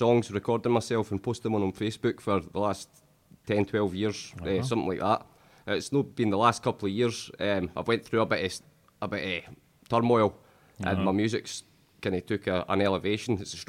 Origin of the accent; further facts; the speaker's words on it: Falkirk, Scotland, United Kingdom; I'm from Falkirk.